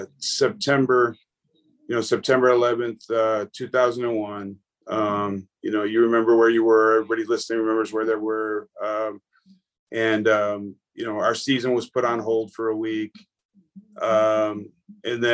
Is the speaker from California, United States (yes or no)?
no; North Tonawanda, New York, United States; I grew up in North Tonawanda, New York, in the Buffalo area